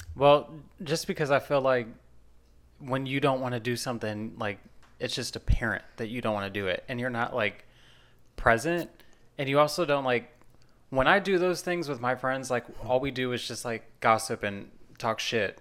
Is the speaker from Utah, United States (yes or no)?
no; Nashville, Tennessee, United States; I'm from Nashville